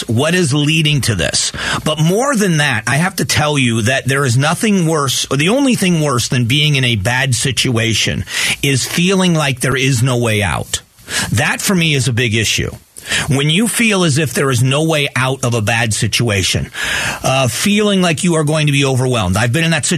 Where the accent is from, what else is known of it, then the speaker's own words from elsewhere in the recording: Southwest Florida, United States; my hometown